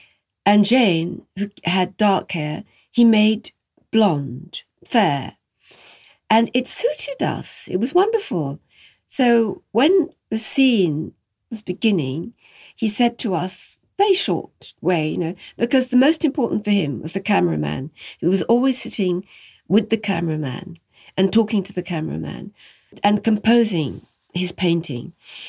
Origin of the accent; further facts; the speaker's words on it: France; And he was Italian and I came from France.